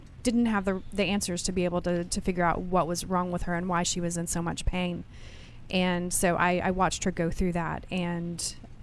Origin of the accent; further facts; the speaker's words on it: West Texas, United States; I'm from West Texas.